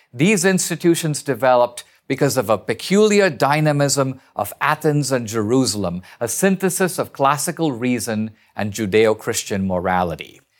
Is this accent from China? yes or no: no; India; now in United States; I'm an immigrant from India